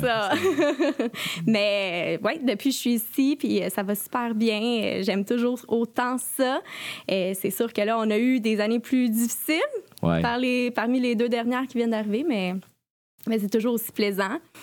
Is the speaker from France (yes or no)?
no; Collège Saint-Sacrement, Quebec, Canada; also born or lived in Sherbrooke, Canada; je suis une ancienne élève du Collège Saint-Sacrement.